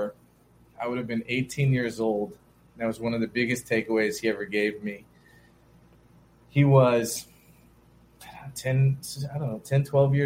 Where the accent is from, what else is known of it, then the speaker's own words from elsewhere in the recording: Beaufort / Hilton Head area, South Carolina coast, United States; I grew up in South Carolina on the coast, kind of Beaufort, Hilton Head sort of area.